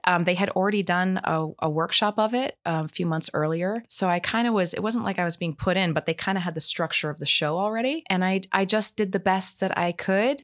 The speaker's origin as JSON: {"language": "English", "region": "Maine", "country": "United States", "also_born_or_lived": "New York", "moved": "yes", "said": "I'm originally from Maine. That's where all my family still is"}